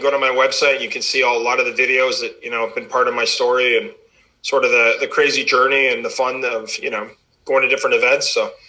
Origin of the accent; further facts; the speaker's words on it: Canada; pretty cool being a Canadian kid